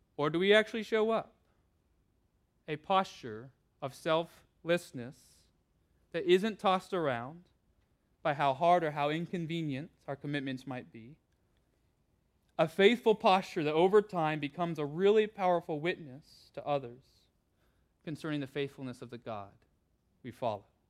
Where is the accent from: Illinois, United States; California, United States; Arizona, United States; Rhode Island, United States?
California, United States; I grew up with in California